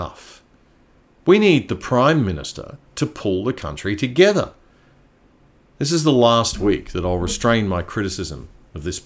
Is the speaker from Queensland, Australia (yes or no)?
yes; Queensland, Australia; Queensland, my home state